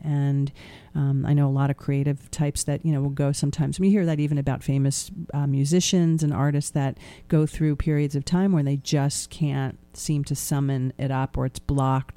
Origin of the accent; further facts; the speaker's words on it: Portland, Oregon, United States; moved away; My motherland, Portland, Oregon.